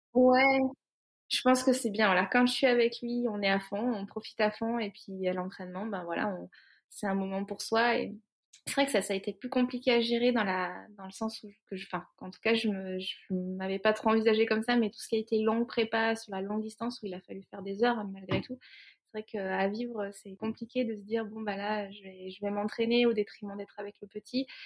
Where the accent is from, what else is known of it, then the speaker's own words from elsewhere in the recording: Cantal, near Saint-Flour, Auvergne-Rhône-Alpes, France; J'ai grandi dans le Cantal, euh, à côté de Saint-Flour